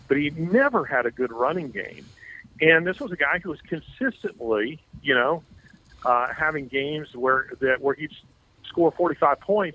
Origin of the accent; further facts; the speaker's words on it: Alabama, United States; I'm from Alabama, and as an Alabama fan